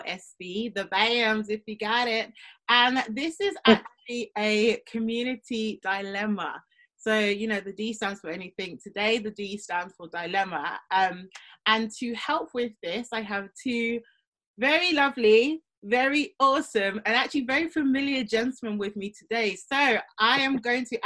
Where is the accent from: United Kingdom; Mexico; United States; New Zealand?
United Kingdom; London; I'm from South London.